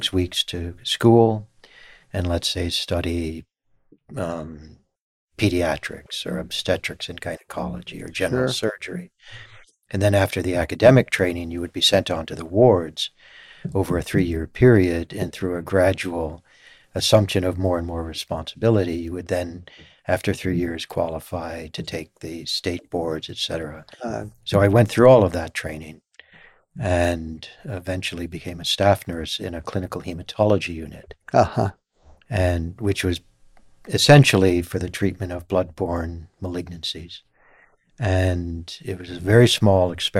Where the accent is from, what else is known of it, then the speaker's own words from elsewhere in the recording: northwestern New York State, United States; also born or lived in Scotland; my undergraduate work was in my home state area of northwestern New York State